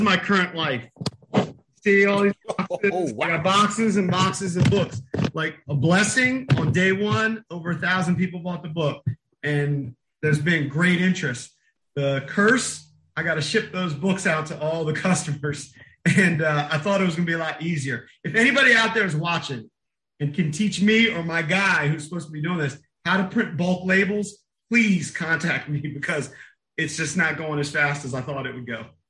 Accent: Bowie, Maryland, United States; which is where I grew up, my hometown of Bowie

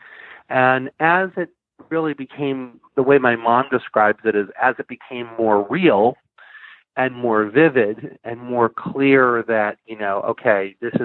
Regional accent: Plainville, Massachusetts, United States; I grew up in Plainville, Massachusetts, which is just a small town.

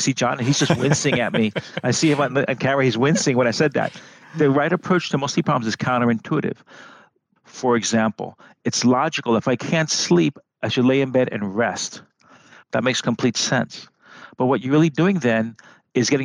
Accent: New York City, New York, United States; moved away as an adult; now in California, United States; I'm from New York City and I came from the Bronx

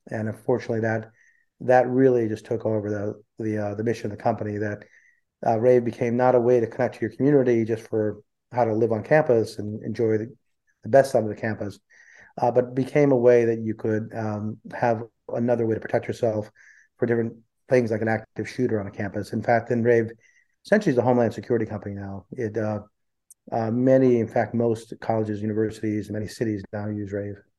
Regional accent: central New Jersey, United States; also born or lived in India; I grew up in uh, central New Jersey. Uh, I was born in India and I came when I was four

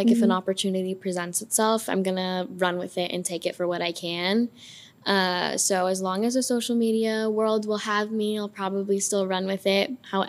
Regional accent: Ashland, Oregon, United States; moved away as an adult; now in Arizona, United States; I am from a town of like 20,000 or less in Oregon. So Ashland, Medford area, that's where I grew up. So all of you who rode horses to school, yeah, that's where I'm from, okay? Like, it's a town.

